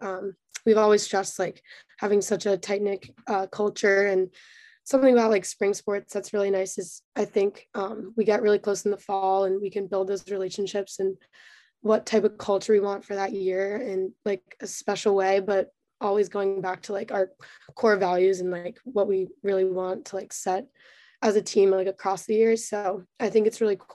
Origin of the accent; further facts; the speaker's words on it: Maryland, United States; I grew up in like a pretty intense lacrosse scene